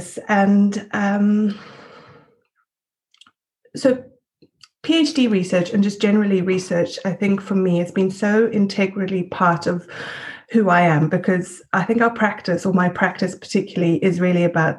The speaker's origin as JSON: {"language": "English", "country": "Switzerland", "tie": "born or raised there", "also_born_or_lived": "South Africa / Glasgow, United Kingdom", "moved": "as an adult", "lives_now": "United Kingdom", "said": "I'm a South African Swiss woman. I'm white, and I've grown up in Switzerland, and then I've had the opportunity to come to the UK and study in the UK"}